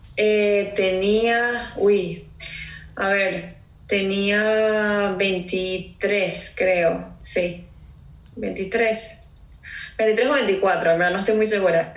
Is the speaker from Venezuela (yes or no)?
yes; Caracas, Capital District, Venezuela; moved away as an adult; now in Houston, United States; soy de Caracas, Venezuela